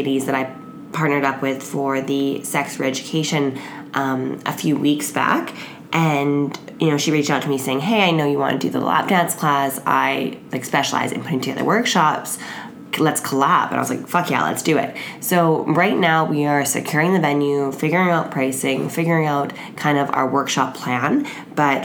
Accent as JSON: {"language": "English", "country": "Canada", "said": "I'm Canadian and most of my friends are Canadian"}